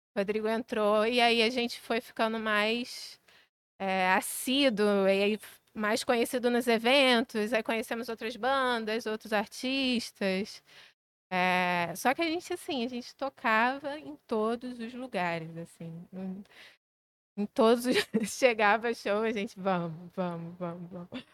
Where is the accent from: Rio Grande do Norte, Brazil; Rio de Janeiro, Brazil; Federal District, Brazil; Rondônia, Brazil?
Rio de Janeiro, Brazil; Maricá; moved away as an adult; now in Rio de Janeiro, Brazil; eu cresci em Maricá, cresci numa cidade pequena